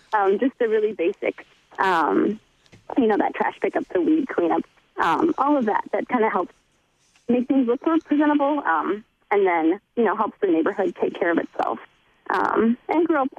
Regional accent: Dubuque, Iowa, United States; moved away as an adult; now in Seward, United States; I'm from Dubuque, Iowa, and so now I'm a senior at Concordia.

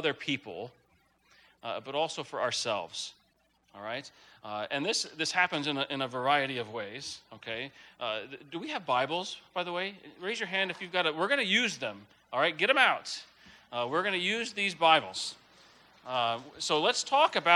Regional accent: Texas, United States; moved away; also born or lived in Denver, Colorado; I grew up in Texas, by the way. So if an occasional y'all slips out, that's why

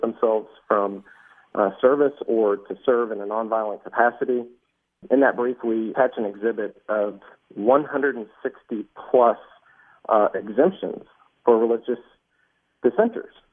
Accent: Dallas, Texas, United States; my hometown of Dallas

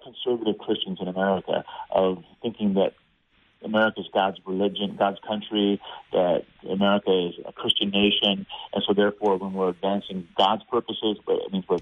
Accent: United States; as an American

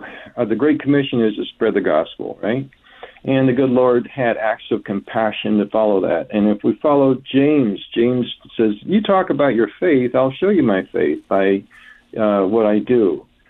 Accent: Bolivia; also born or lived in Colombia; I grew up in South America, Bolivia and Colombia. As a missionary kid, my parents were missionaries down there for 20 years.

